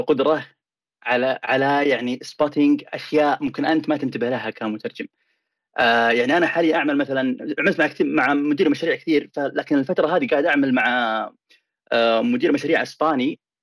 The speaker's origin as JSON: {"language": "Arabic", "country": "Saudi Arabia", "moved": "yes", "lives_now": "United States", "said": "هنا في امريكا وبين اللي عندنا في السعوديه"}